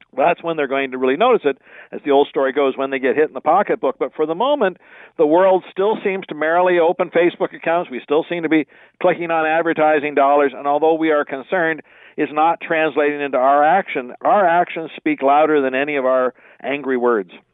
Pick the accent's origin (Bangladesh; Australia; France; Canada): Canada; being typically Canadian